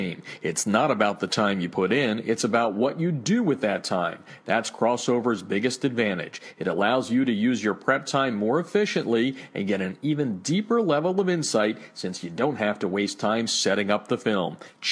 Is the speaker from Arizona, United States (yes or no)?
no; Pennsylvania, United States; also born or lived in New Jersey; we travel back to my hometown type of area.